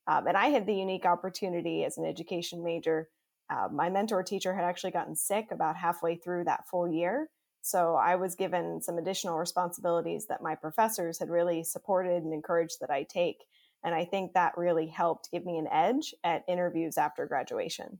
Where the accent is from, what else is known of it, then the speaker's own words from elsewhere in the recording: Pennsylvania, United States; I grew up in Pennsylvania